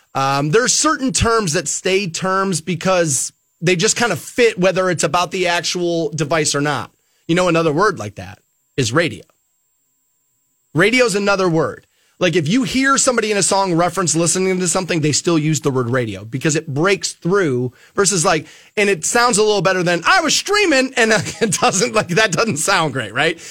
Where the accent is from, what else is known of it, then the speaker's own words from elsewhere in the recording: Twinsburg, Ohio, United States; a company in my hometown of Twinsburg called Allen Bradley